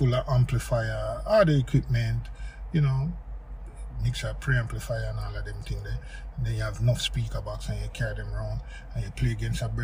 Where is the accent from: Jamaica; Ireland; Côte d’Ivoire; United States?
Jamaica; growing up in Jamaica, as you know, it's like every other yard have a sound